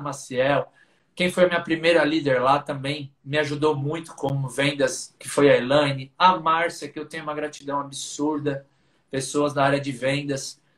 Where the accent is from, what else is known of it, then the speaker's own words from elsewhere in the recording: São Paulo, Brazil; sempre que possível falo da minha do meu orgulho de ser lá de Pirituba, que é um bairro da periferia aqui de São Paulo